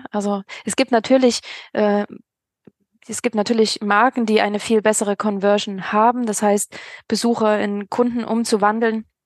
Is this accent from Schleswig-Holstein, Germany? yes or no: yes; Kiel, Schleswig-Holstein, Germany; Ich möchte ja nicht ähm, als, äh, ja, als Kieler irgendwie nach ähm, an den Bodensee